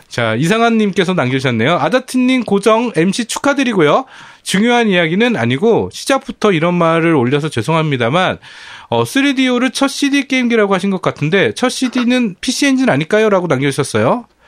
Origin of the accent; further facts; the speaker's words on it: Bucheon, Gyeonggi Province, South Korea; 저도 부천 토박이입니다